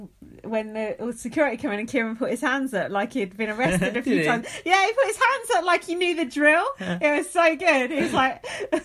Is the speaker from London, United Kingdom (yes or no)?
yes; London, United Kingdom; Anyway, I'm from Uptown London, so don't mess with me.